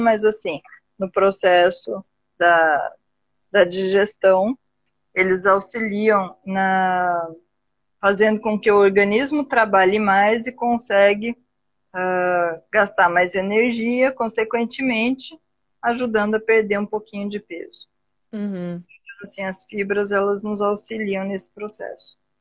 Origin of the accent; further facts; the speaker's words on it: Brazil; Eu ainda sou bem brasileira nesse sentido.